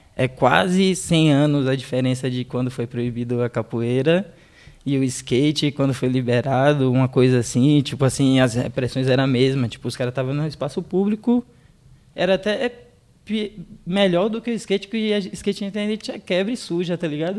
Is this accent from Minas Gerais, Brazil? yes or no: no; Salvador, Bahia, Brazil; quando eu era moleque em Salvador